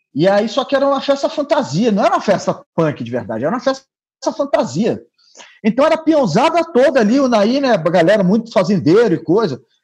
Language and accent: Portuguese; Brasília, Federal District, Brazil